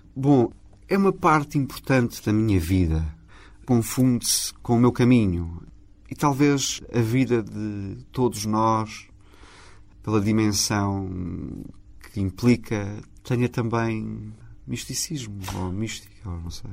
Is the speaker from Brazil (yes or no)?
no; Portugal; sou português. O meu coração é português. Construí aqui a minha identidade.